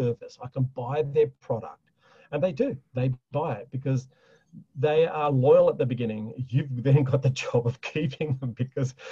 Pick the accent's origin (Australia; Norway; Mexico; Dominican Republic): Australia; being an Aussie